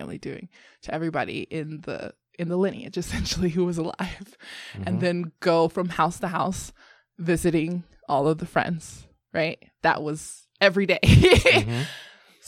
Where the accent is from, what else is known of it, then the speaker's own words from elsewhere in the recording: United States; And I'm American